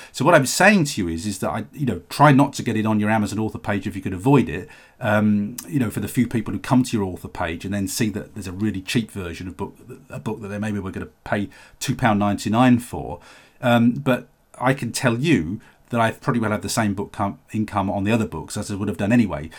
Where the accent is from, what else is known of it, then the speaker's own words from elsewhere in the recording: United Kingdom; the U K is my home country